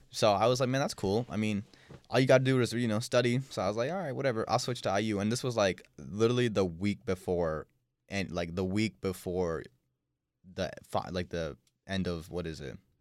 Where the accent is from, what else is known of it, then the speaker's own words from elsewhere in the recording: Dehradun, Uttarakhand, India; I was born in India